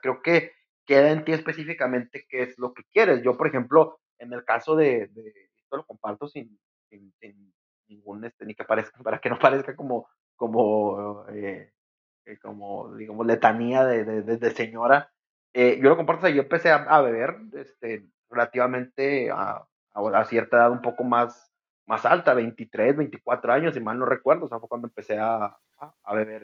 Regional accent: Mexico; como sociedad mexicana

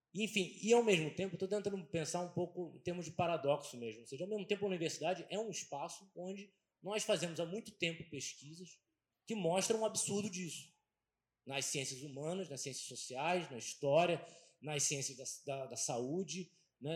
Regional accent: Brazil; a gente vive no Brasil

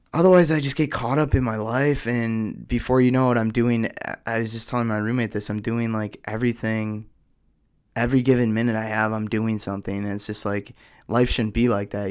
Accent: Oshkosh, Wisconsin, United States; I'm from Oshkosh, Wisconsin

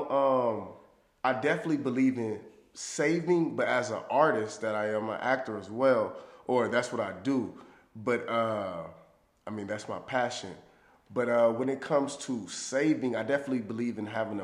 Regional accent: Los Angeles, California, United States; growing up in South Central

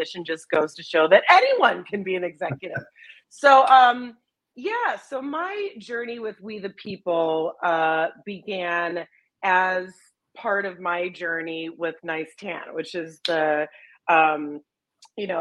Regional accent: Chicago, Illinois, United States; growing up in Chicago, there's obviously Second City kids shows

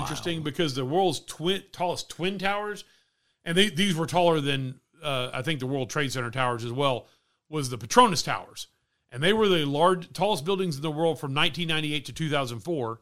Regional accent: Texas, United States; growing up in Texas, been a lot of people wearing cowboy boots

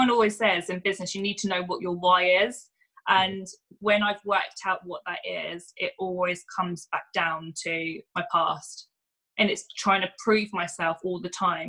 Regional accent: Luton, East of England, United Kingdom; I grew up in Luton originally.

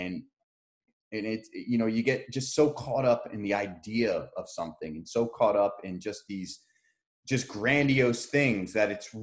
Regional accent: Edison, New Jersey, United States; I'm from Edison, New Jersey

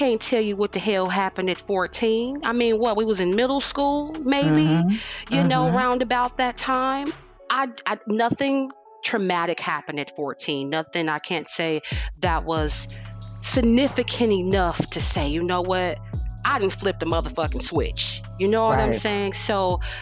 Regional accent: Gary, Indiana, United States; now in Houston, United States; I'm originally from Gary, Indiana

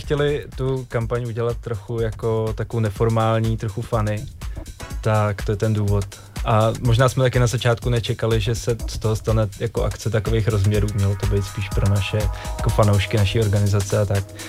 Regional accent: Czechia; tady u nás v Čechách

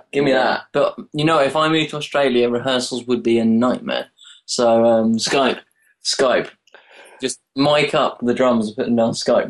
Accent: Brighton, South East England, United Kingdom; We were born here.

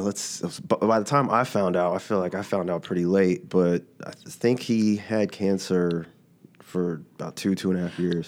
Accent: Dallas, Texas, United States; I'm originally from Dallas

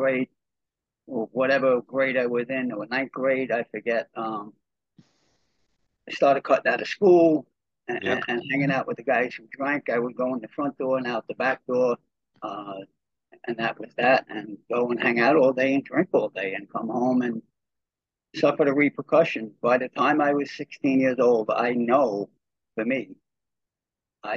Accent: New York City, New York, United States; I was born and raised in Brooklyn, New York

